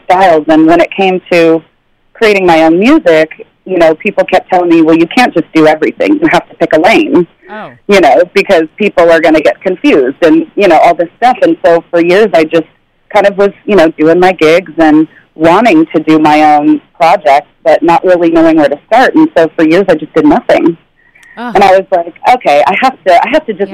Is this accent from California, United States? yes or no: yes; Orange County, California, United States; I grew up in Orange County